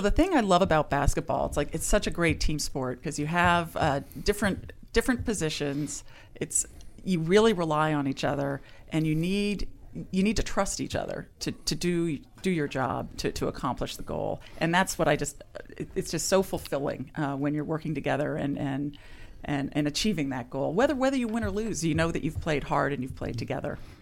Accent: California, United States; also born or lived in Ohio; I grew up in, uh, California

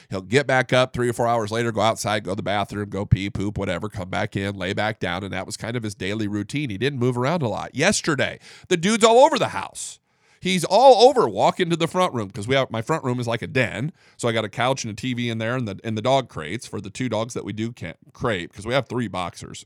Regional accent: Northeast Indiana, United States; moved away as an adult; now in Dallas-Fort Worth, United States; I am from the Midwest, Northeast Indiana

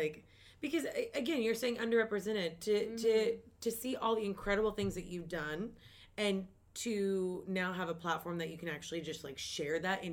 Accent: Kentucky, United States; moved away; I'm from Kentucky

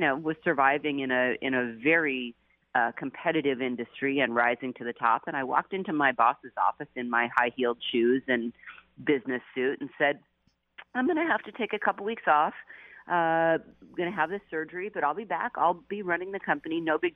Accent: Seattle, Washington, United States; also born or lived in New Jersey / Wellesley College, Massachusetts; now in San Francisco, United States; I had grown up in Seattle

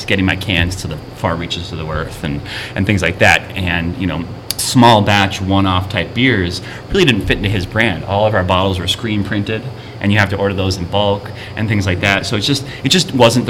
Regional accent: Mequon, Wisconsin, United States; also born or lived in Colorado; I grew up in Mequon, and you know, Brew City

